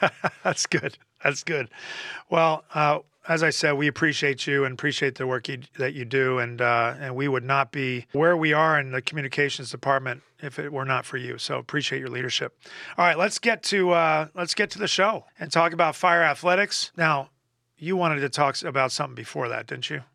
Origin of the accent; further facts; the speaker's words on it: Philadelphia, Pennsylvania, United States; moved away; I'm, I'm from Philly